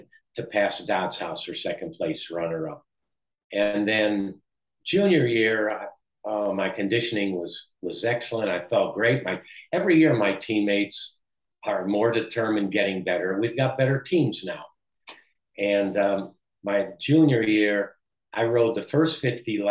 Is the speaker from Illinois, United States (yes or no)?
yes; Chicago, Illinois, United States; also born or lived in Belgium; I was born in Belgium. I came over when I was four. I grew up in Chicago, in Wrigleyville, next to Wrigley Field